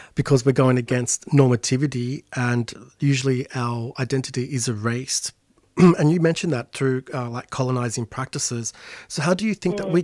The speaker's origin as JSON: {"language": "English", "town": "Sydney", "region": "New South Wales", "country": "Australia", "tie": "born or raised there", "said": "my folks' place, you know, in real suburbia Sydney"}